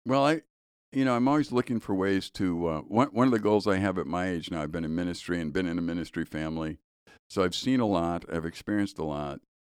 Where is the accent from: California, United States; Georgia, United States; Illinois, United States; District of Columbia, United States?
Illinois, United States; Chicago; when I was in high school, I was growing up in Chicago